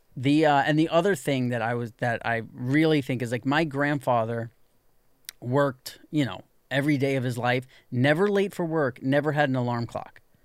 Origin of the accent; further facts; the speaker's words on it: New York, United States; when I was growing up in New York